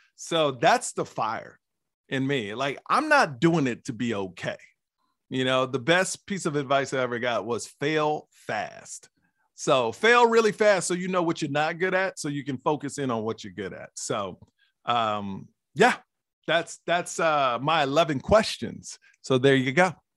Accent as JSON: {"language": "English", "town": "Houston", "region": "Texas", "country": "United States", "tie": "born or raised there", "said": "born and raised in Houston, Texas"}